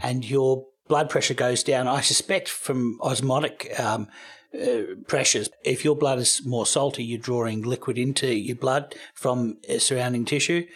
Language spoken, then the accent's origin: English; Australia; moved away as an adult; also born or lived in United States; I'm, I'm Australian. We don't have Thanksgiving in Australia, but I lived in America for eight years